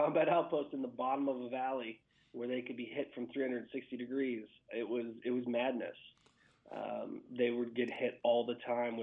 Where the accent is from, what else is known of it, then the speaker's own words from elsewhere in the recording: Western Pennsylvania, United States; I grew up in Western PA.